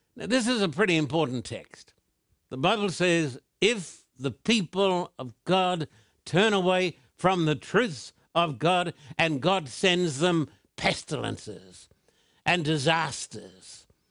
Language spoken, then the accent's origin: English; Australia; moved away as an adult; now in Southern California, United States; the land of my birth, the land down under, Australia